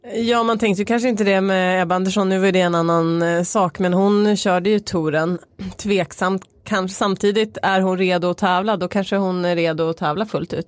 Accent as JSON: {"language": "Swedish", "region": "Norrland", "country": "Sweden", "said": "Jag är från Norrland, där äter man mycket surströmming"}